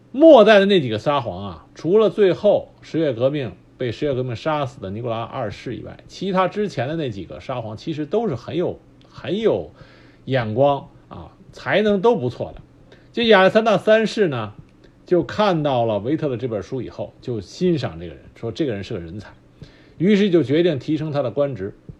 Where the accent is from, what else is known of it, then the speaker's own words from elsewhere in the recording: China; 我们中国人